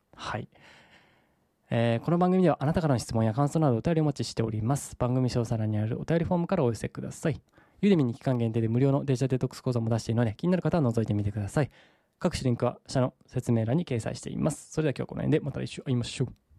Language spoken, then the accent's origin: Japanese; Saga, Japan; 僕の地元である佐賀県